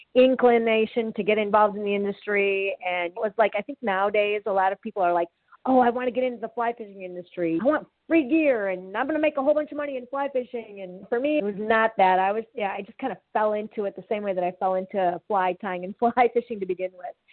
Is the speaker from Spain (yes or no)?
no; Wisconsin, United States; moved away; also born or lived in Chicagoland area / Ann Arbor; I grew up in Wisconsin